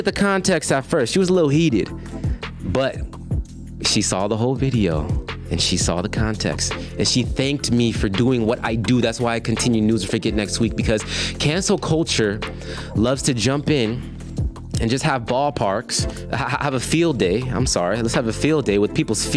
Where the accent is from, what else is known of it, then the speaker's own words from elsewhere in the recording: Hesperia, California, United States; my hometown of Hesperia, California